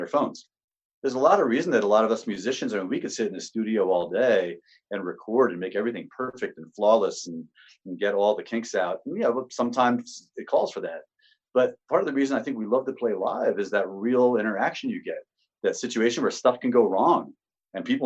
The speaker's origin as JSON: {"language": "English", "town": "Sparta", "region": "New Jersey", "country": "United States", "tie": "born or raised there", "said": "Born and raised in Sparta"}